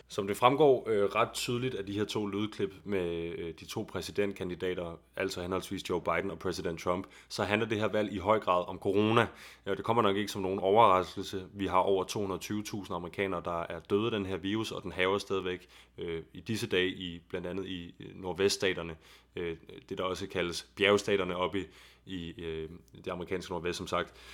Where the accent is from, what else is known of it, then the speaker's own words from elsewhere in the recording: Copenhagen, Capital Region of Denmark, Denmark; der, hvor jeg kommer fra i København